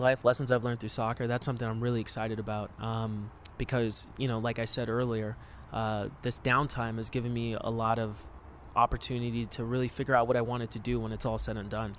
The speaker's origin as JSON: {"language": "English", "town": "Los Angeles", "region": "California", "country": "United States", "tie": "born or raised there", "said": "I grew up like in the Hollywood area around there in Koreatown"}